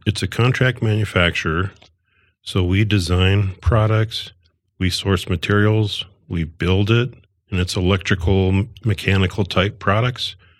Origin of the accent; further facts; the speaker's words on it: Northwest Iowa, United States; moved away as an adult; I'm from Northwest Iowa, and I went to electronic school, and I got out of Iowa